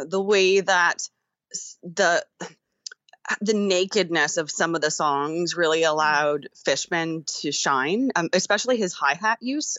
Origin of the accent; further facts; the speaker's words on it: Maine, United States; I grew up in Maine, so it was a home state event for me